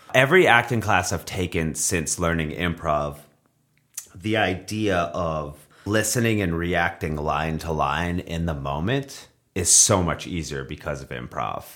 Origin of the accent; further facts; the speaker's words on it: Beverly, Massachusetts, United States; moved away as an adult; also born or lived in Revere, Massachusetts; now in Los Angeles, United States; I was born in Beverly, Massachusetts.